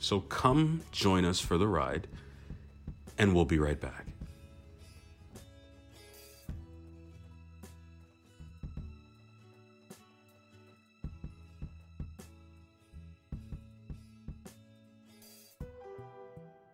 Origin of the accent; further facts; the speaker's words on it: South Florida, United States; also born or lived in Brooklyn, New York, United States; now in Paris, France; I'm originally from South Florida by way of Brooklyn, New York